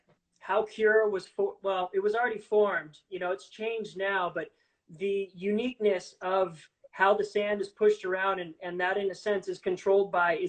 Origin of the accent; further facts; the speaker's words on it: Los Angeles, California, United States; I come from Los Angeles.